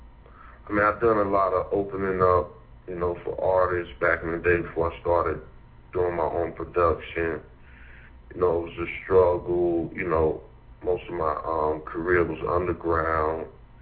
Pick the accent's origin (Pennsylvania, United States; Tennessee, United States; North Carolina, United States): North Carolina, United States; Durham; Indeed. I spent all my life here. You know, I went to schools, you know, the local schools around here.